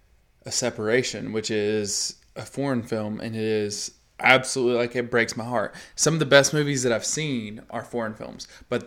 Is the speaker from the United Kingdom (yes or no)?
yes; England, United Kingdom; Yeah, because we're English.